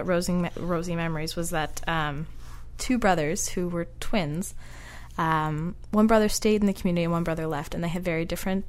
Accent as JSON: {"language": "English", "town": "Petty Harbor", "region": "Newfoundland and Labrador", "country": "Canada", "tie": "born or raised there", "said": "that's kind of like a fantastic little hilarious memory of growing up in Petty Harbor."}